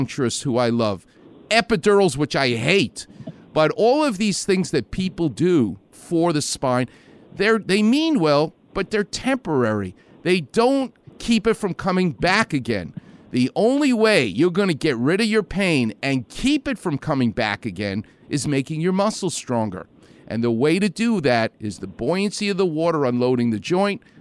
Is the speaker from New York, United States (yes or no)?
yes; New York, United States; I'm from New York